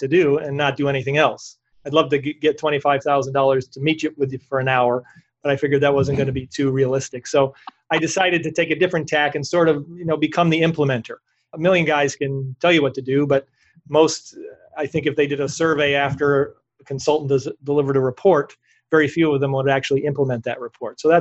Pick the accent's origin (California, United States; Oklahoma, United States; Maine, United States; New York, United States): New York, United States; I'm from New York.